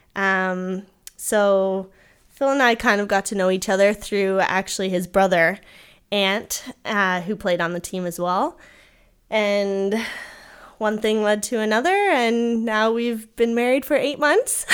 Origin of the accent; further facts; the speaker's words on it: Kingston, Ontario, Canada; growing up in Kingston